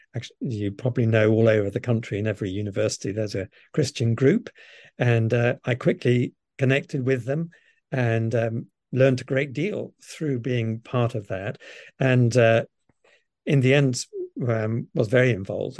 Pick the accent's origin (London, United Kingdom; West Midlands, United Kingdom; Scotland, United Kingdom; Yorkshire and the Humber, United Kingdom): London, United Kingdom; I was brought up in London and, um, with, with, um, very loving parents. It was modest home. We lived in a little council house in North London